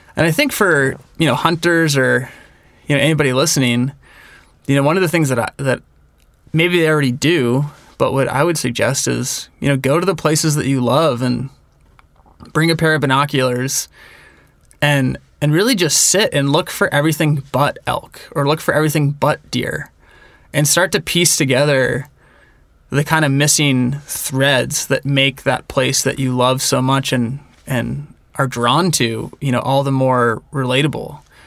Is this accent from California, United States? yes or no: yes; Northern California, United States; moved away as an adult; now in Bozeman, United States; I grew up in Northern California